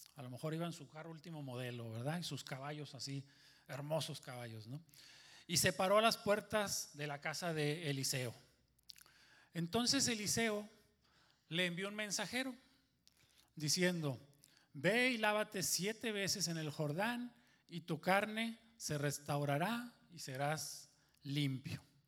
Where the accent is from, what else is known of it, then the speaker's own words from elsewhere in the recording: Monterrey, Nuevo León, Mexico; soy de Monterrey